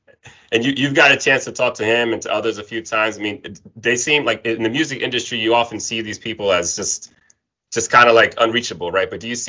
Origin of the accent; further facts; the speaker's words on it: New York City, New York, United States; we grew up in Brooklyn, and we knew that there are certain there are certain aspects of the life that was important for us to keep it light, right? To laugh. And, you know, as a Latino growing up in Brooklyn in particular